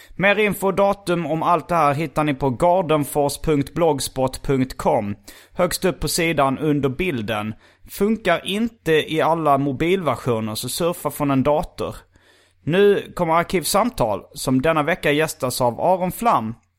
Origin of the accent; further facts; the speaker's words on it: Hjärup, Skåne, Sweden; moved away; also born or lived in Stockholm; Hjärup. Det är min hemort